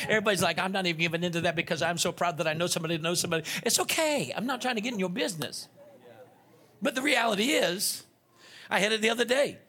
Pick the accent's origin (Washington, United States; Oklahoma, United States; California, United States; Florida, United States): Florida, United States; Naples; also born or lived in Rochester, Minnesota / New Orleans, Louisiana; That's where I spent the most of my life down there